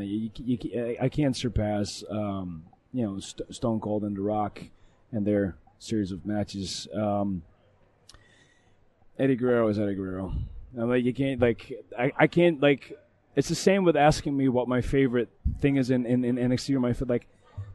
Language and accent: English; Netherlands; moved away; I come from Holland